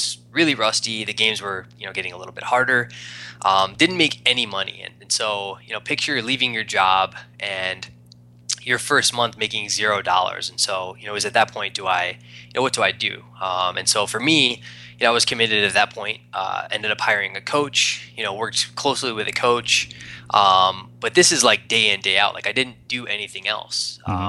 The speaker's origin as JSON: {"language": "English", "region": "East Coast", "country": "United States", "also_born_or_lived": "Arizona", "moved": "as an adult", "said": "I'm from the East Coast, moved out to Arizona to do real estate"}